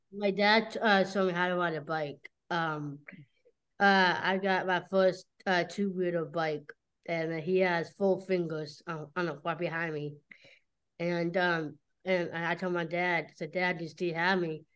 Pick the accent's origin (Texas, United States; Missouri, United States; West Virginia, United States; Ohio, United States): Ohio, United States; Cincinnati; I'm from Cincinnati. That's why I was born in Cincinnati.